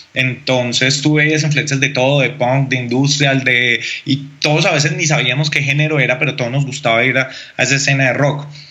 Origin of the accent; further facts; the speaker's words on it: Bogotá, Colombia; yo realmente nací en Bogotá y en Bogotá con los primos eh, intentábamos hacer como banda o con los amigos del barrio